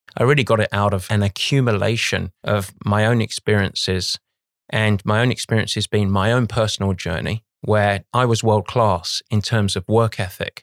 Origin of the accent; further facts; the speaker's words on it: London, United Kingdom; moved away as an adult; now in United States; I, I grew up on the east side of London